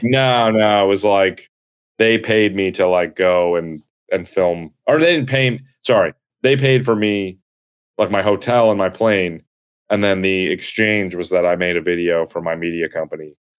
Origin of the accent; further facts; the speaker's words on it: New Jersey, United States; moved away as an adult; now in New York, United States; I'm from New Jersey